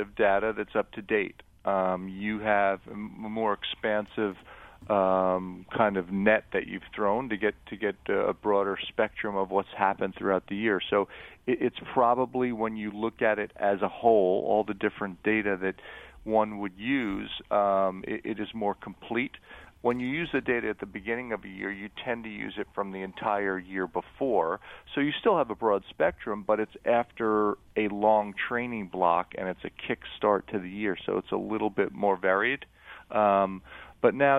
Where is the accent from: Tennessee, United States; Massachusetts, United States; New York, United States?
New York, United States; Eastern Long Island; I grew up on Eastern Long Island